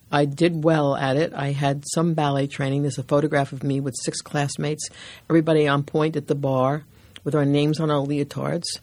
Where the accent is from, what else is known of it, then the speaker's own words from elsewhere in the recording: New York City, New York, United States; I came from Brooklyn, from the Newkirk Avenue station, which is now in Ditmas Park